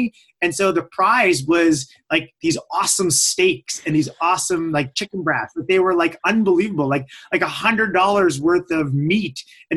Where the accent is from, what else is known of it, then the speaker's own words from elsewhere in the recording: Midland, Ontario, Canada; moved away as an adult; now in Orangeville, Canada; my hometown is Midland